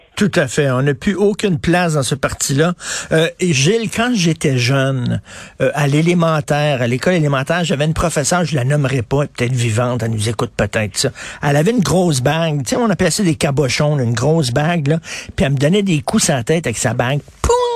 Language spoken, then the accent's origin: French; Montreal, Quebec, Canada; j'ai grandi à Verdun